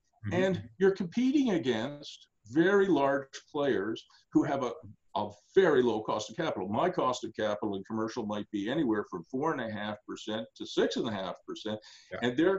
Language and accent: English; Australia; now in Ottawa, Canada; So in 1983, I came to Ottawa from Australia, and I found that my dad and I think three partners had invested in roller disco rinks.